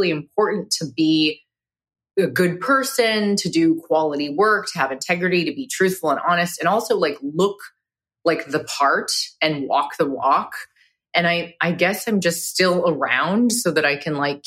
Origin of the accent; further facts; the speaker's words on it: Carlsbad, California, United States; growing up in Carlsbad, California in North County.